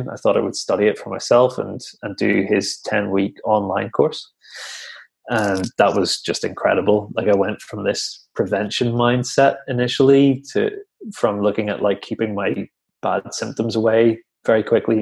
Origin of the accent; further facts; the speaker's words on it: Northern Ireland, United Kingdom; back in Northern Ireland, where I'm from